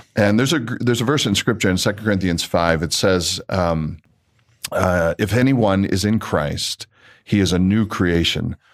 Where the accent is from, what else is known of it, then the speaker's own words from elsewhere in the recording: Canada; I'm, I'm Canadian. I like being Canadian.